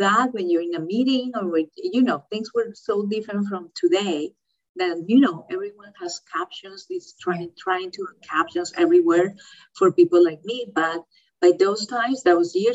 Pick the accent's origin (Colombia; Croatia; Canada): Colombia; moved away as an adult; also born or lived in Florida, United States; now in California, United States; I was raised in Colombia with my, you know, family in Colombia